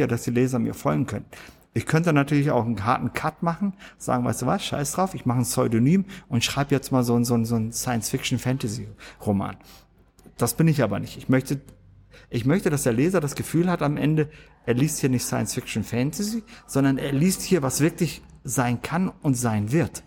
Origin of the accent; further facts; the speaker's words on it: Germany; ich bin hier in Deutschland aufgewachsen